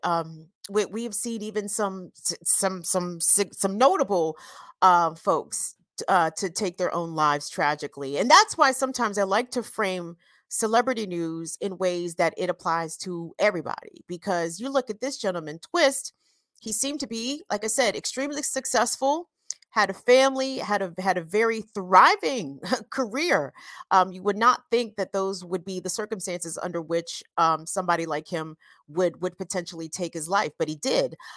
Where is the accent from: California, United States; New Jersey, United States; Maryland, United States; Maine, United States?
Maryland, United States; Howard County; I'm from a place called Howard County, Maryland